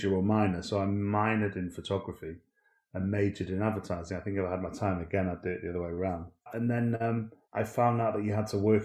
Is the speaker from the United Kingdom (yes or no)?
yes; Manchester, North West England, United Kingdom; I was brought up in Manchester